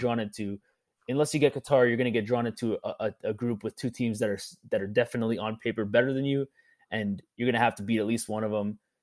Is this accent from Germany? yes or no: no; Canada